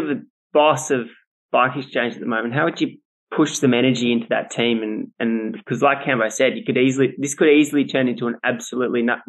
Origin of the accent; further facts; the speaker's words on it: Australia; as an Australian